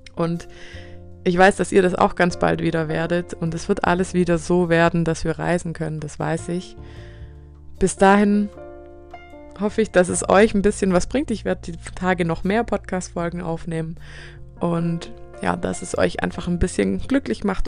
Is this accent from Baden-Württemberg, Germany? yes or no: yes; Swabia, Baden-Württemberg, Germany; accent: Swabian; dass mein Dialekt hier rauskommt und zu hören ist